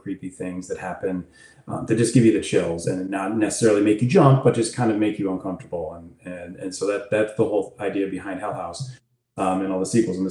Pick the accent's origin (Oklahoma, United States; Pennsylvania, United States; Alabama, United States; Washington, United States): Pennsylvania, United States; also born or lived in New York; I've been here most of my life